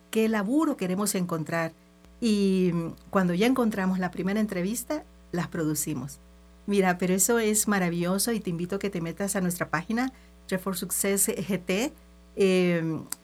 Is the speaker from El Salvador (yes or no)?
yes; El Salvador; Entonces, sabes, soy una salvadoreña, trotamundos, eh, me ha tocado así.